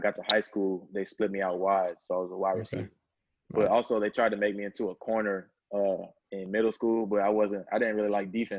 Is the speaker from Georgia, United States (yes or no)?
yes; Georgia, United States; being from Georgia